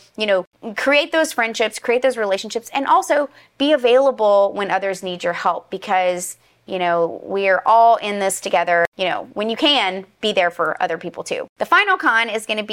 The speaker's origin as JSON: {"language": "English", "region": "Louisiana", "country": "United States", "said": "I'm from Louisiana"}